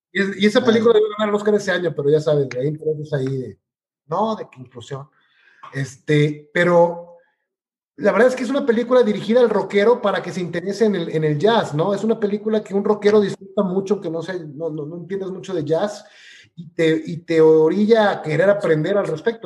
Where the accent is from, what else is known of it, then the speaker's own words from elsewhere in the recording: Mexico; como buen mexicano